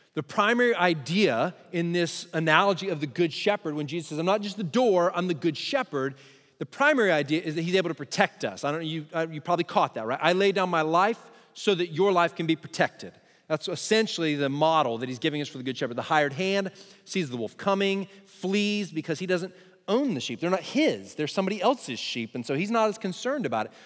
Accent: Texas, United States; I'm Texan

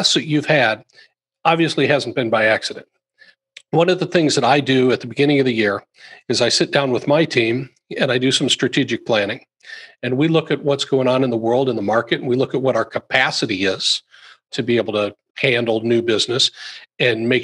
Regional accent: Iowa, United States; I grew up in Iowa

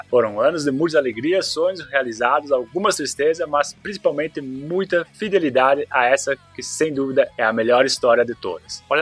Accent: Jacareí, São Paulo, Brazil; Tenho 35 anos de idade, sou de Jacareí, interior de São Paulo, me formando em engenharia de produção.

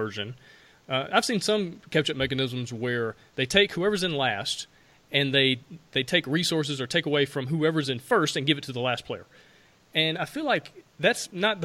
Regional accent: Alabama, United States; I'm from Alabama

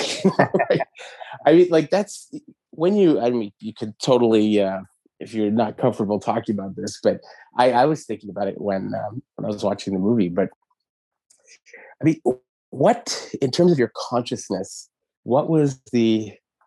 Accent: Montreal, Quebec, Canada; guys that I grew up with in Verdun

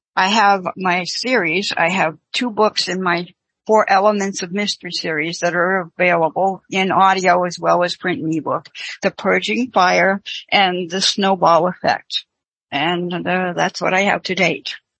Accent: Manchester, New Hampshire, United States; moved away as an adult; now in Virginia, United States; I am originally from Manchester, New Hampshire

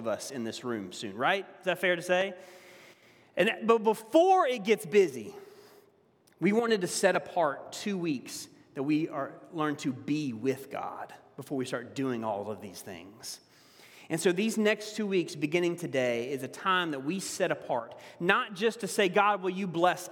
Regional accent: the South, United States; accent: southern; moved away; my southern accent's a little bit stronger

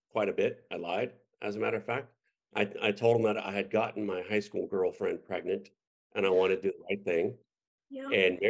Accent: United States; moved away as an adult; My first duty station was in Fort Benning, Georgia, which was 90 minutes away from my hometown

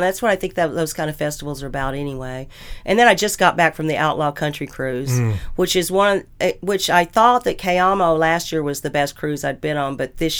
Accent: Madison, United States; Plus, I ended up moving 1 mile from the house I grew up in Madison. So I'm back in Madison, completely full circle.

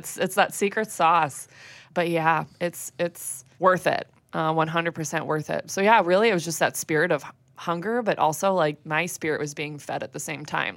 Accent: West Chicago, Illinois, United States; I grew up in the Christian Reformed Church, and I went to a, a church out in West Chicago.

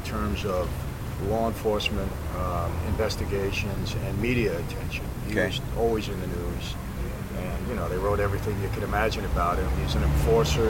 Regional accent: New York City, New York, United States; I grew up in Brooklyn, New York

